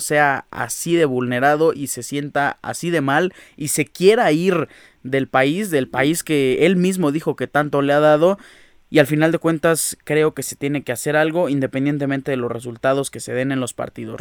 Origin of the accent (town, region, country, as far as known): Mexico